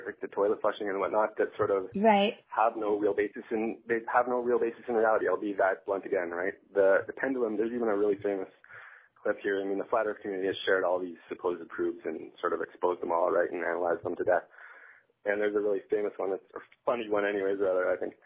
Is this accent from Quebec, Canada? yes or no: no; Northern Ontario, Canada; I was raised in Northern Ontario